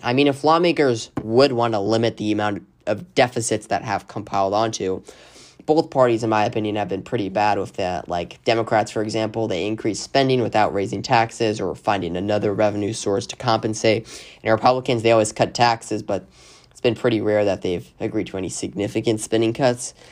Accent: Arizona, United States; my home state of Arizona

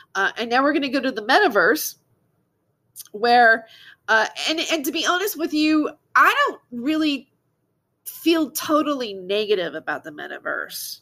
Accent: Fresno, California, United States; I grew up in Fresno, California, and I graduated from Clovis West High School.

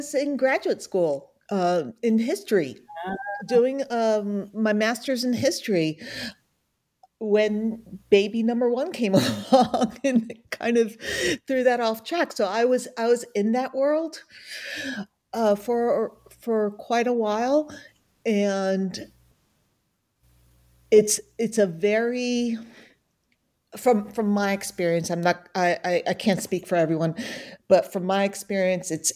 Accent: New Jersey, United States; moved away; also born or lived in North Alabama; I'm from New Jersey, but I lived there for a long time.

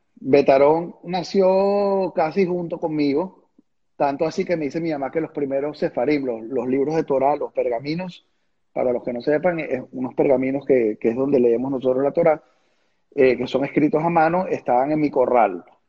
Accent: Venezuela; moved away as an adult; hasta el día que me fui de Venezuela

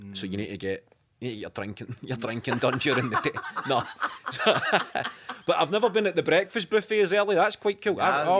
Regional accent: Clydebank, Scotland, United Kingdom; born or raised there

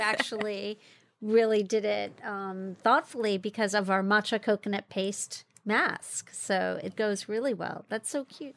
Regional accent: Jamaica; moved away; also born or lived in China; I grew up in Jamaica, West Indies. My parents are Cuban. I grew up in the Jamaican Blue Mountains

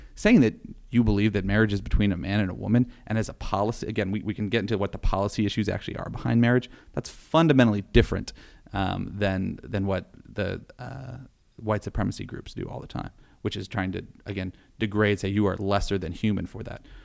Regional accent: Youngstown, Ohio, United States; growing up in Youngstown

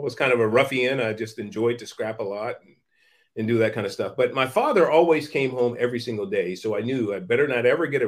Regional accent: San Francisco, California, United States; I was born in Hunters Point, the Hunters Point Projects in San Francisco, project housing in San Francisco in the 1960s

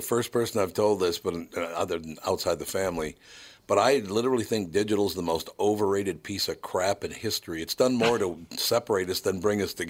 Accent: Minnesota, United States; I was born here, raised here. I haven't lived here my whole life. For a few years, I lived other places, but I always came back. So understand, I love Minnesota

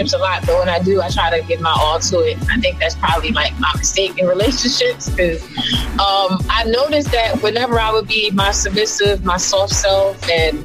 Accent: New Jersey, United States; I'm from Jersey

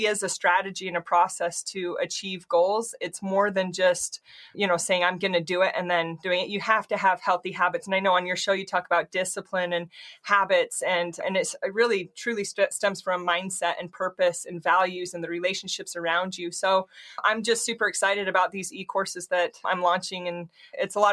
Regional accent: Utah, United States; I grew up in Utah, and I grew up dancing until I was about 12 years old

